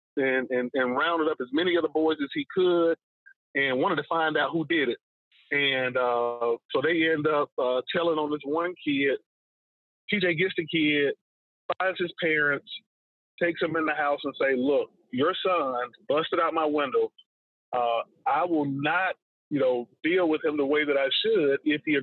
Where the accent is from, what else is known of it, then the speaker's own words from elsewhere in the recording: Atlanta, Georgia, United States; I was born and raised in Northwest Atlanta